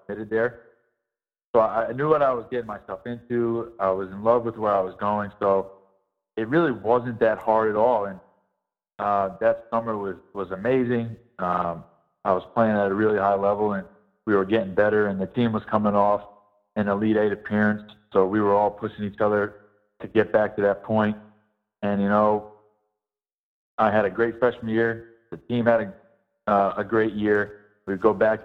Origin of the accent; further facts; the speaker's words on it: New York, United States; my home state